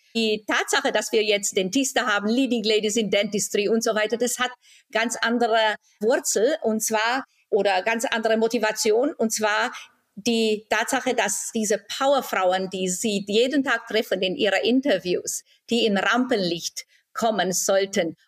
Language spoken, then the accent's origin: German; Timișoara, Timiș County, Romania; moved away as an adult; also born or lived in Germany; now in Baden-Baden, Germany; In Timisoara, Rumänien.